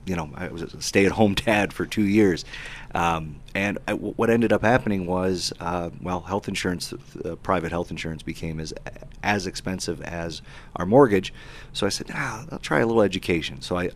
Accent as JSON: {"language": "English", "town": "Cleveland", "region": "Ohio", "country": "United States", "moved": "yes", "said": "I'm originally from the Cleveland, Ohio area, and that's where I started, the home of Rust."}